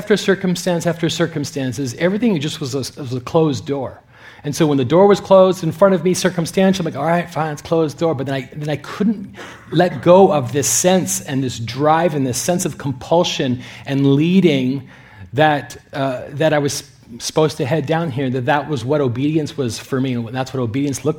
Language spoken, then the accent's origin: English; Canada; moved away as an adult; now in California, United States; I'm a Canadian citizen